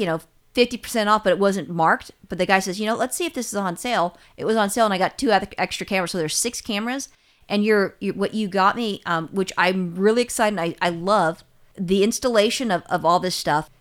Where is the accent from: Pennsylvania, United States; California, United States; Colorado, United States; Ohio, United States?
California, United States; I'm a Californian